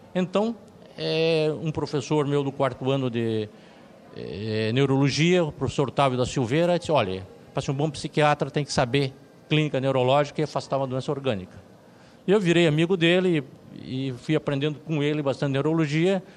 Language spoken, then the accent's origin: Portuguese; Curitiba, Paraná, Brazil; also born or lived in London; eu sou de Curitiba, estou em Curitiba